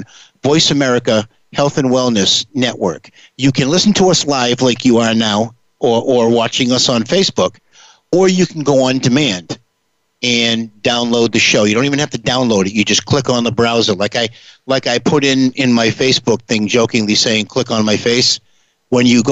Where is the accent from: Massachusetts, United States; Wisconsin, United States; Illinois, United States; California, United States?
Massachusetts, United States; New Bedford; I come from New Bedford, Massachusetts